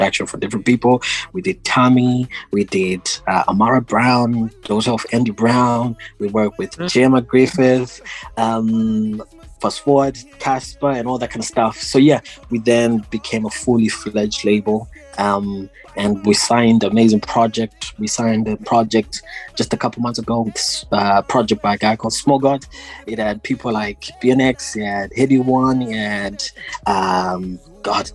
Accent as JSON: {"language": "English", "region": "Harare", "country": "Zimbabwe", "tie": "born or raised there", "said": "I was born and bred in Zimbabwe, born in Harare"}